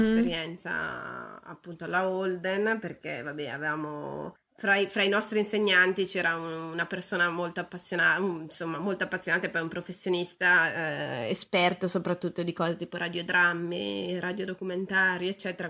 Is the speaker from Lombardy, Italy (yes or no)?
yes; Brescia, Lombardy, Italy; moved away as an adult; also born or lived in Venice / Salamanca / Turin; io sono bresciana